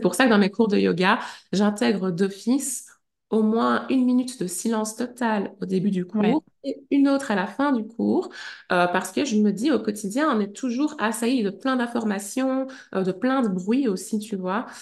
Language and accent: French; Liège, Wallonia, Belgium; also born or lived in Brussels / Huy; je suis partie vivre à Bruxelles parce que je suis liégeoise